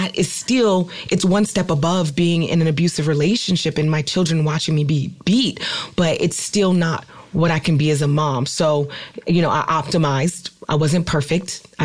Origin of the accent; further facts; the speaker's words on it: Oakland, California, United States; I'm from California, I'm from Oakland, and I literally was raised in a house that was constantly raided by the police